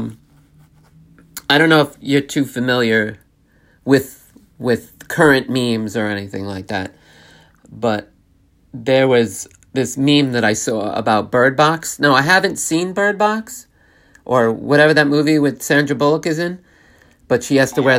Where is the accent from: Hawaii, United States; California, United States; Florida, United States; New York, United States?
New York, United States; I'm born and raised in New York, so I've always lived in the state of New York